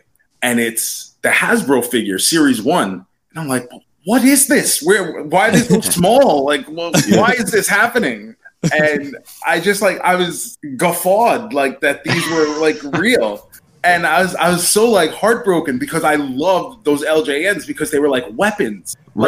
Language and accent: English; New York, United States; because I grew up in New York.